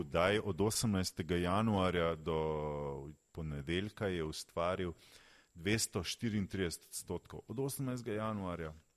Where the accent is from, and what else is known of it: Slovenia